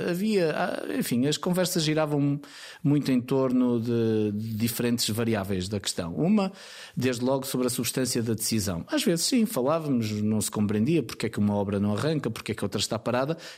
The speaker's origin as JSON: {"language": "Portuguese", "town": "Caminha", "region": "Norte", "country": "Portugal", "tie": "born or raised there", "also_born_or_lived": "Lisbon", "moved": "yes", "said": "E a verdade é que Moledo acaba por ser a minha minha terra. Eu nasci em Lisboa, mas Moleda é"}